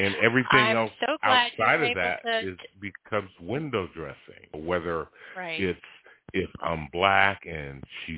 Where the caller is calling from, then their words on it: Stone Mountain, Georgia, United States; I'm from Stone Mountain, Georgia.